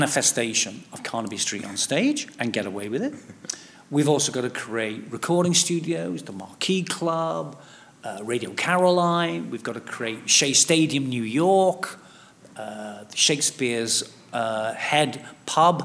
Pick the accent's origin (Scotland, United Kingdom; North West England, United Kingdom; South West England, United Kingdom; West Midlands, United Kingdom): North West England, United Kingdom; Liverpool; moved away; also born or lived in Hackney, London; I'm from Liverpool, although all my kids were born at Whips Cross Hospital, you know, and I used to live just a mile or two away from the Hackney Empire.